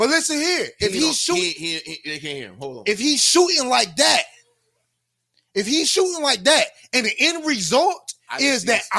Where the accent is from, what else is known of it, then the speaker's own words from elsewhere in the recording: Miami, Florida, United States; I'm from Miami-Dade, yeah, County, Florida